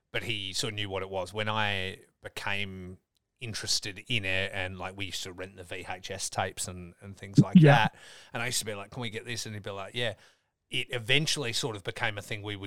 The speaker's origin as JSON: {"language": "English", "town": "Geraldton", "region": "Western Australia", "country": "Australia", "tie": "born or raised there", "also_born_or_lived": "Dongara, Australia / Perth, Australia", "said": "I grew up in Dongra and then in Geraldton, and then I didn't move to Perth until university."}